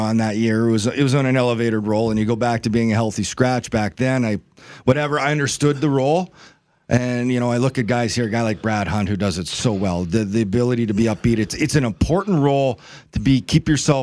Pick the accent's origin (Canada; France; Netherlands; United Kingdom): Canada; Neepawa, Manitoba; my Neepawa, a town of about 4,000 people, 2 hours away. I was taking it to my hometown.